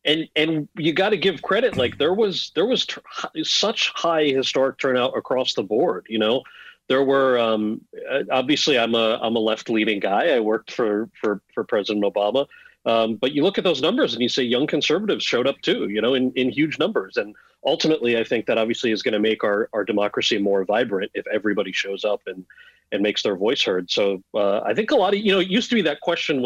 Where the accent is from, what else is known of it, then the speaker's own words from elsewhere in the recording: New Jersey, United States; I grew up in New Jersey